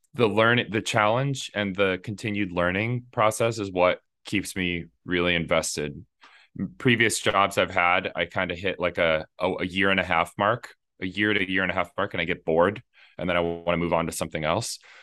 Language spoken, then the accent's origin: English; Indiana, United States; I grew up in Indiana